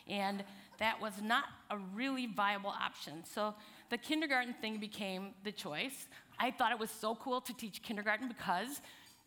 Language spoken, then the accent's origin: English; Chicago, Milwaukee area, Midwest, United States; I actually grew up in the Midwest. I'm originally from Chicago, Milwaukee area